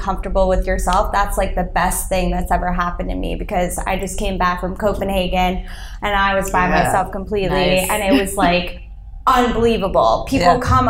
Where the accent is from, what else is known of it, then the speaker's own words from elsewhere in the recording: New York, United States; I am born and raised in New York